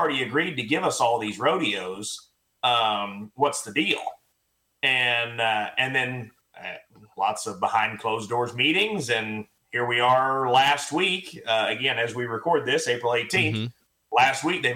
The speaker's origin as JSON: {"language": "English", "town": "Pryor", "region": "Oklahoma", "country": "United States", "tie": "born or raised there", "moved": "yes", "lives_now": "Weatherford, United States", "said": "I grew up in Northeast Oklahoma, Pryor, Oklahoma, about 45 minutes northeast of Tulsa."}